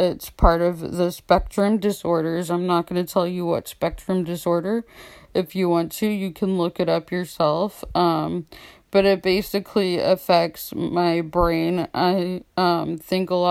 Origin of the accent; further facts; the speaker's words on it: Austin, Texas, United States; moved away; in Austin, where I'm from, since I'm in a different state